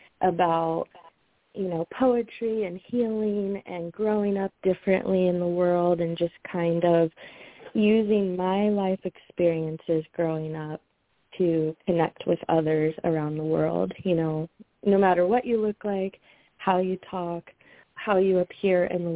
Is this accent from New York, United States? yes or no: no; Decatur, Illinois, United States; To begin, I grew up in Decatur, Illinois, born and raised, and I'm still here.